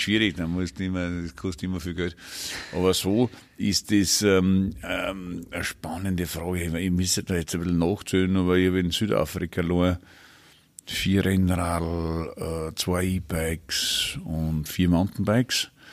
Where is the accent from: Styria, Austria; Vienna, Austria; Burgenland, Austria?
Burgenland, Austria; bei uns im Burgenland